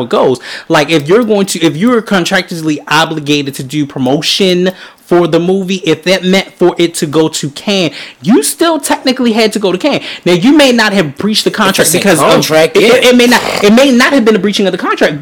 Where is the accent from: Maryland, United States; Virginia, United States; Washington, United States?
Maryland, United States; Baltimore; We're from Baltimore